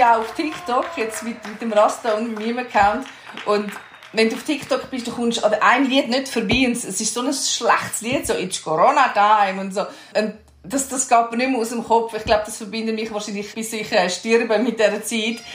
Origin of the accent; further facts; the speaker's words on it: Switzerland; wir uns als Schweizer